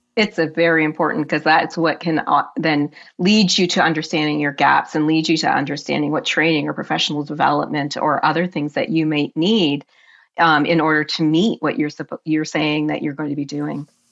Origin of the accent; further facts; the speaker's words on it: Canada; I am Canadian, true and true